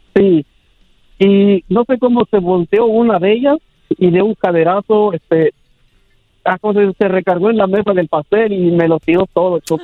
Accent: Sierra Norte, Oaxaca, Mexico; moved away as an adult; now in New York, United States; Somos de la Sierra Norte, así se llama ahí.

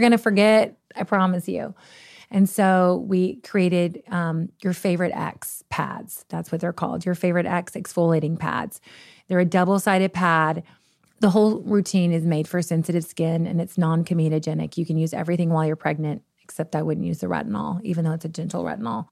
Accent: Kentucky, United States; moved away; we're from the middle of nowhere. We're from Kentucky

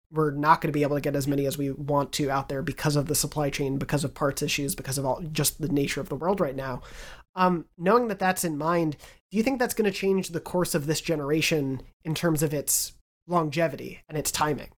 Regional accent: Long Island, New York, United States; moved away; Growing up on Long Island

